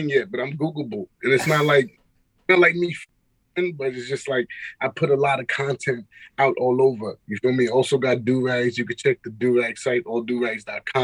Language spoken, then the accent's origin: English; New York City, New York, United States; also born or lived in Atlanta; I am Haitian American. That's just nationality wise. But, you know, I'm from Queens, New York.